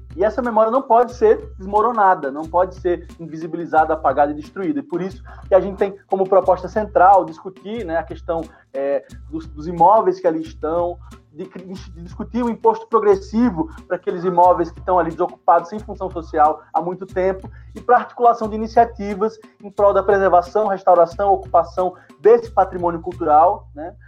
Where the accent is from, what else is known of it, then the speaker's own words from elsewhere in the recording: Natal, Rio Grande do Norte, Brazil; eu que nasci na Ribeira